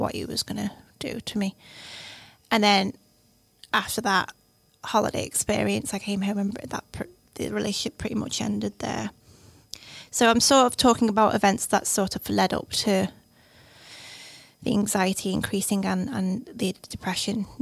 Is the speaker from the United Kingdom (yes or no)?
yes; the Wirral, North West England, United Kingdom; moved away as an adult; also born or lived in Lancaster; I'm from the Wirral